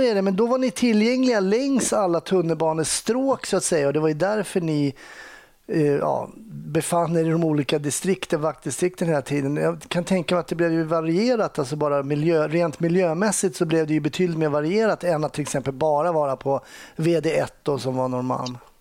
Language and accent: Swedish; Stockholm, Stockholm County, Sweden; det är precis där jag är uppvuxen